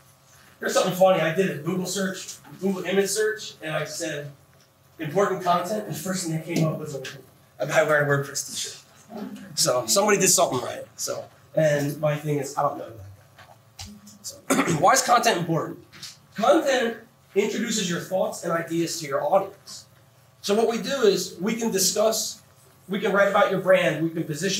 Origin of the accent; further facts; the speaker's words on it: Phoenix, Arizona, United States; I'm another guy from Phoenix, so I'm used to it.